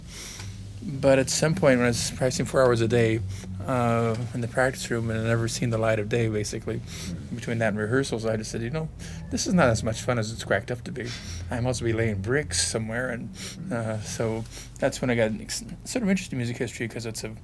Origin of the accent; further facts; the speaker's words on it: Fullerton, California, United States; moved away as an adult; also born or lived in Irvine / Berkeley; I'm from Fullerton